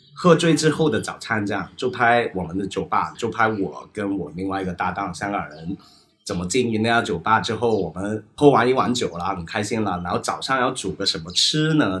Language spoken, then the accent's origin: Chinese; Hong Kong; moved away as an adult; also born or lived in Beijing; now in Shanghai, China; 我们香港人